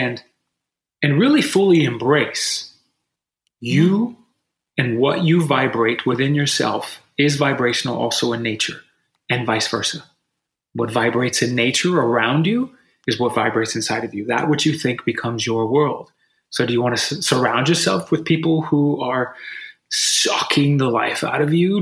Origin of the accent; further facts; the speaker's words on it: United States; as Americans